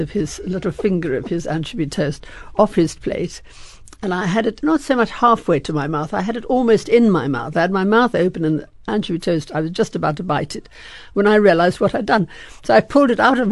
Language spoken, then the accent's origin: English; South Africa; moved away as an adult; also born or lived in France; growing up in South Africa